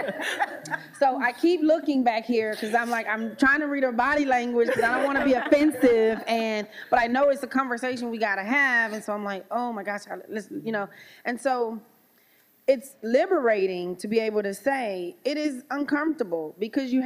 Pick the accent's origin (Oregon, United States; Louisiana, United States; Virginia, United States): Louisiana, United States; growing up in Louisiana in a very diverse family.